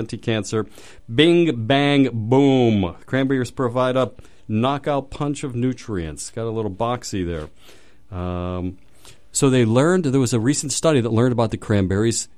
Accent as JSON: {"language": "English", "town": "Pittsburgh", "region": "Pennsylvania", "country": "United States", "moved": "yes", "said": "I'm from Pittsburgh"}